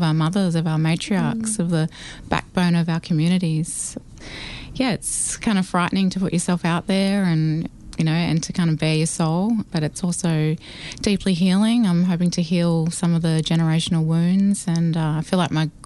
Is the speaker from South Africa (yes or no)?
no; Australia; I'm from Barraville Mission